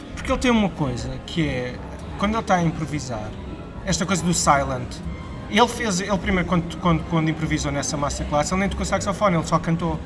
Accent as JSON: {"language": "Portuguese", "region": "Lisbon", "country": "Portugal", "tie": "born or raised there", "also_born_or_lived": "Porto", "said": "eu cresci em Benfica, então foi mesmo voltar às raízes"}